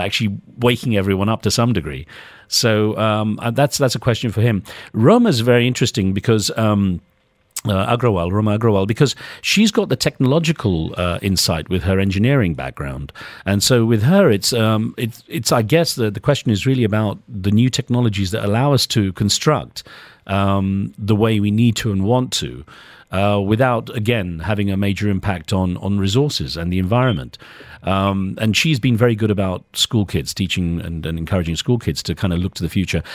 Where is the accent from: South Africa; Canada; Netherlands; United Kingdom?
United Kingdom; moved away as an adult; also born or lived in United States; growing up in Britain, for me, Asian was someone like me, South Asian